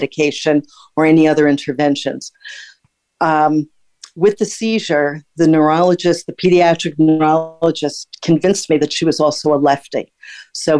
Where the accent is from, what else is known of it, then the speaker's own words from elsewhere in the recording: Bergen County, New Jersey, United States; moved away as an adult; also born or lived in Brooklyn, New York / Kentucky / Texas / Germany; I was born in Brooklyn, New York. We wound up moving to Bergen County, New Jersey when I was 4 years old. I graduated high school there.